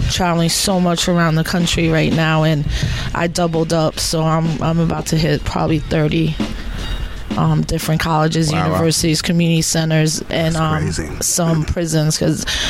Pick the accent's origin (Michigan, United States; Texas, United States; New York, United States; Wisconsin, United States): New York, United States; New York City; I'm born and raised in the South Bronx